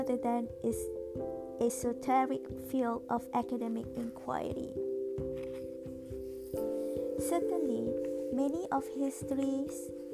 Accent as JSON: {"language": "English", "country": "Malaysia", "tie": "born or raised there", "said": "I grew up in Malaysia."}